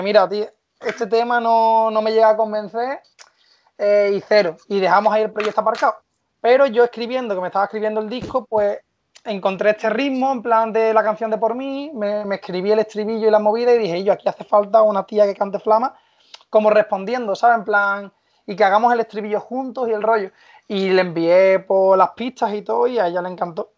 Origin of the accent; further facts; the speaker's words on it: Seville, Andalusia, Spain; yo soy de Sevilla